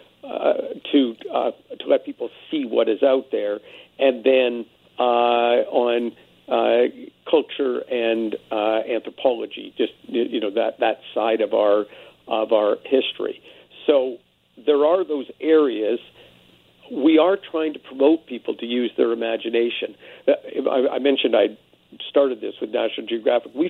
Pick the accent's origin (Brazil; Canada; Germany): Canada; now in United States; I'm Canadian, but I've been down in the States for a number of years